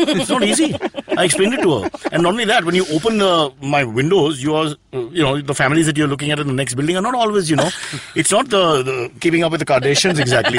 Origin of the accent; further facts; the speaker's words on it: Mumbai, Maharashtra, India; Growing up in Khetwadi.